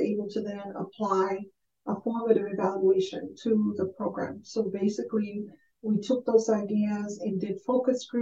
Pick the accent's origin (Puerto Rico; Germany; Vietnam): Puerto Rico; Aguadilla; moved away; also born or lived in New York / New Mexico; I was born in Aguadilla, Puerto Rico, and I came to this country very much like immigrant experience. My father, my mother brought us to New York